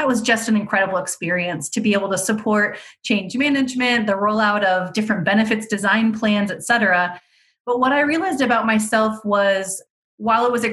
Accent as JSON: {"language": "English", "town": "Fremont", "country": "United States", "said": "I'm originally from Fremont"}